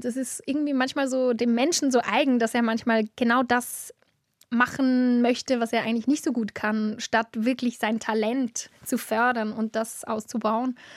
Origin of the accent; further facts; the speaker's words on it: Adligenswil, Lucerne, Switzerland; in Adligenswil, wo ich aufgewachsen bin